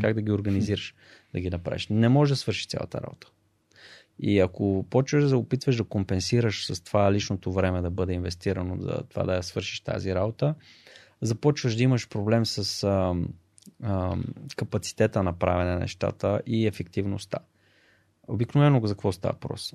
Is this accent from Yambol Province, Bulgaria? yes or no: no; Blagoevgrad, Blagoevgrad Province, Bulgaria; moved away as an adult; also born or lived in Sofia; съм от Благоевград, там всички са футболисти